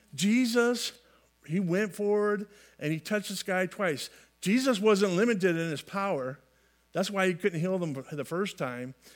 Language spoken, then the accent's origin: English; California, United States; I grew up in California, uh, lands of fruits and nuts